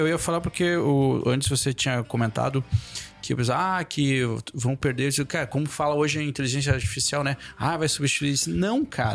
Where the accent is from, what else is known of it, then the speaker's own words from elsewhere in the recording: Erval Grande, Rio Grande do Sul, Brazil; now in Chapecó, Brazil; lá na minha cidade natal, Erval Grande